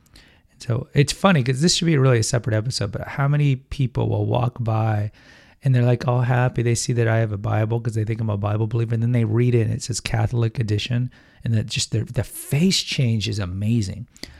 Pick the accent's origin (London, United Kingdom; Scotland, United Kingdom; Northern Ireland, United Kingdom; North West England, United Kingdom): London, United Kingdom; Hello, I'm Cockney.